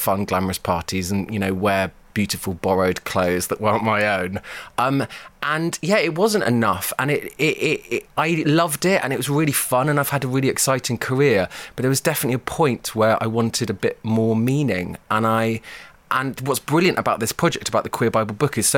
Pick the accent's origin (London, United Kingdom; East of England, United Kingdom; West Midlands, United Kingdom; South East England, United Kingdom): London, United Kingdom; I grew up in South London in the 80s